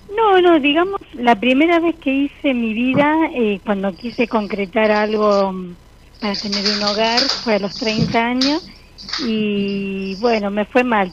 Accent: Rosario, Santa Fe, Argentina; De Rosario

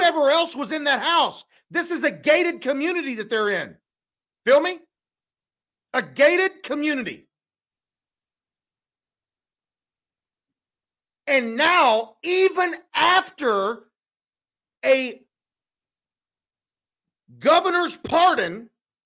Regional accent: Missouri, United States; here we have my home state

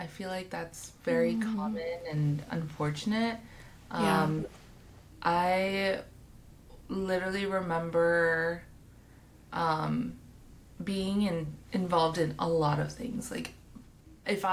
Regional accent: Hawthorne, California, United States; I grew up in Hawthorne

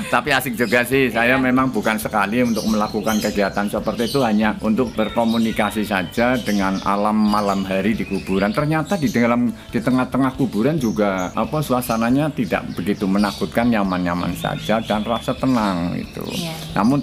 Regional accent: Purwokerto, Central Java, Indonesia; saya dilahirkan di tepatnya di kota Purwokerto itu eh, di waktu itu masih desa ya desa Keranji sekarang jadi kelurahan Keranji.

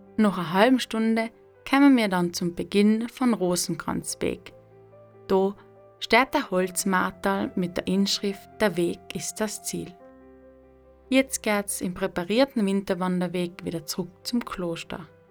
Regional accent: South Tyrol, Trentino-Alto Adige, Italy; meiner Heimat Südtirol

